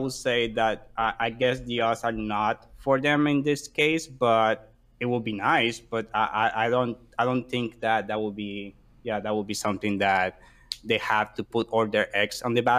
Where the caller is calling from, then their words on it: Queens, New York, United States; I'm calling from Queens, New York.